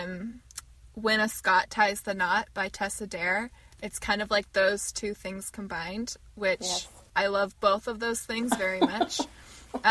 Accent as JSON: {"language": "English", "country": "United States", "said": "we're American"}